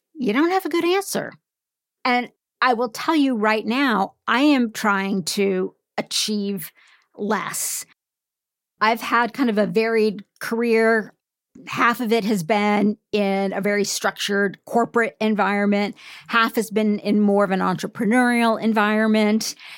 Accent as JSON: {"language": "English", "country": "United States", "said": "as an American"}